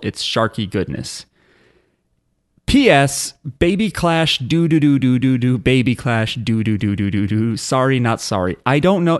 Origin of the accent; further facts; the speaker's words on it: New Jersey, United States; we are from New Jersey